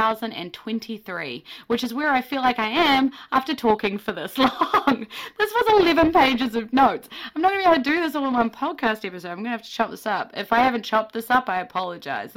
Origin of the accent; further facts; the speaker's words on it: New Zealand; being a Kiwi